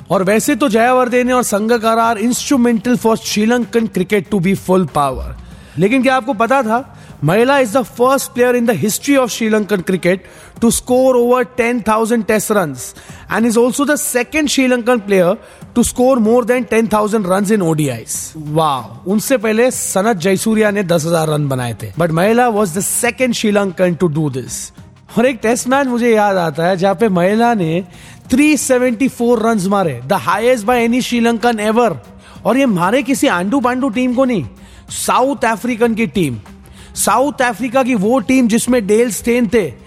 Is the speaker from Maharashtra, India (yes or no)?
yes; Mumbai, Maharashtra, India; मैं खुद मुंबई से हूं